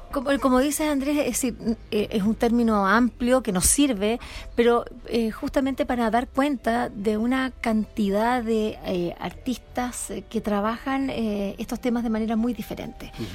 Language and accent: Spanish; Chile; así como buen chileno